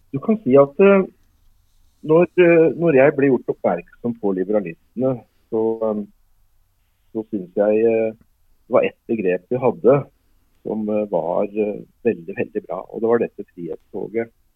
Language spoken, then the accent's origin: Norwegian; Norway; moved away; som nordmann